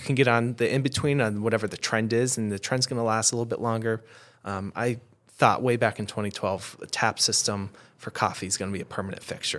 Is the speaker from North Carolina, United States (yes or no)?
no; Adirondacks, New York, United States; I grew up in the Adirondacks